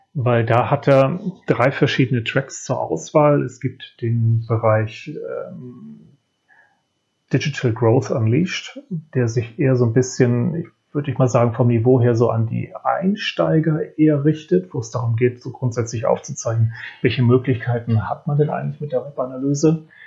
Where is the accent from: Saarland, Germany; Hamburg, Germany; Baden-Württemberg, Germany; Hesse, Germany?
Hamburg, Germany; für mich als Hamburger